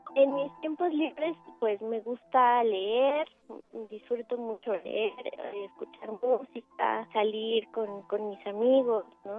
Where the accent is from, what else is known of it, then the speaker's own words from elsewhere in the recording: Mexico City, Mexico; Yo nací aquí en la Ciudad de México el 4 de mayo de 1989